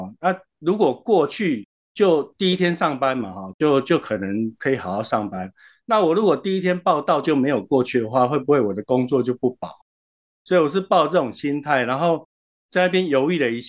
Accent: Xinzhuang, New Taipei, Taiwan; moved away as an adult; also born or lived in Yilan / Taichung / Hsinchu; now in Hualien, Taiwan; 呃，我其实是宜兰人，然后我在新庄长大，在求学的时候去到台中跟新竹，然后工作的时候跑到花莲。

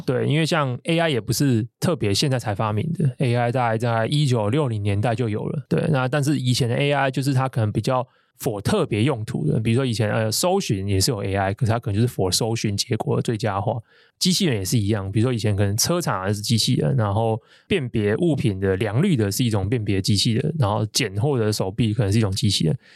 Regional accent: Taiwan; 生活一个台湾人

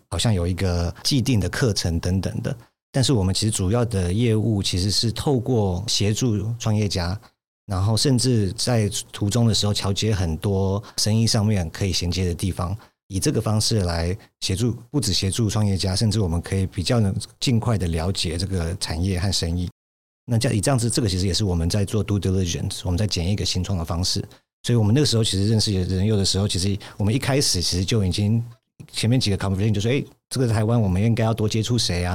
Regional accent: United States; 我在美国长大的时候

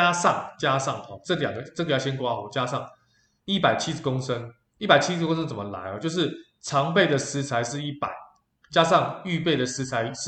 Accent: Taiwan; 那我觉得我们台湾人民的素质也非常的高哈。

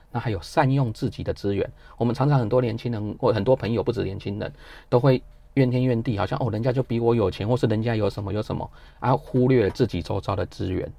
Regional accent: Taiwan; 我们台湾

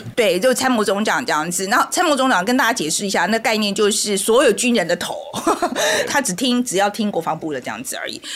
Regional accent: Taiwan; 我们台湾人

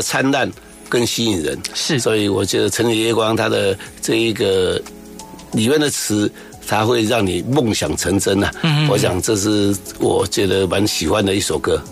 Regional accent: Pinglin, New Taipei, Taiwan; moved away; 我来自于乡下，对。啊，来自于平林的乡下

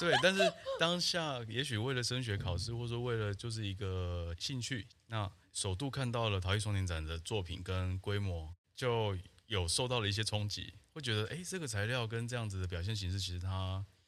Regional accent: Taiwan; 那时候你生活，而且成长在台湾

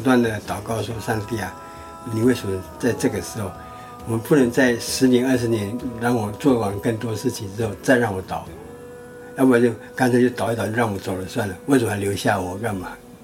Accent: Taitung County, Taiwan; moved away as an adult; 我又会讲母语，我是在地人

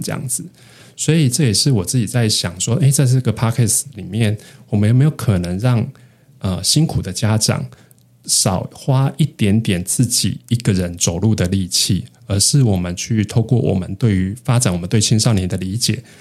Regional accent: northern Taiwan, Taiwan; moved away as an adult; also born or lived in Hualien; 我都是在北部长大

